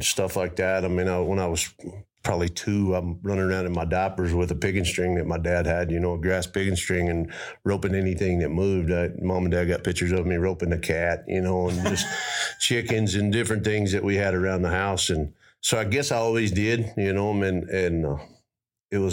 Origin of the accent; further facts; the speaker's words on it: Roby, Texas, United States; I grew up in Roby, Texas.